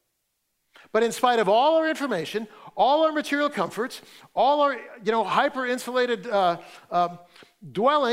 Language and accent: English; Fresno, California, United States; I grew up in Fresno, and so I didn't grow up in wine country, but I grew up in raisin country